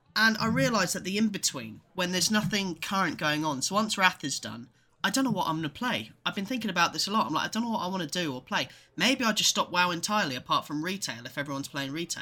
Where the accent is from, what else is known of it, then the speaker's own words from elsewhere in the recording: England, United Kingdom; me and Ed are both, uh, born and raised in England.